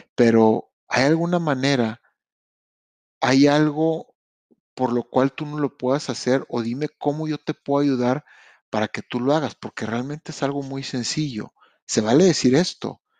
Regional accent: Mexico; now in Canada; Yo vengo de México

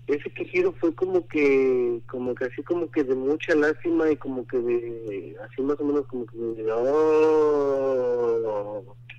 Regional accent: Puebla, Mexico; now in Connecticut, United States; Yo soy de, de la ciudad de, Puebla

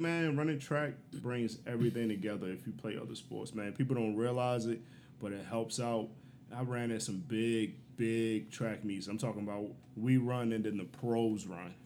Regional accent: Baltimore, Maryland, United States; I'm from Baltimore, Northeast Baltimore.

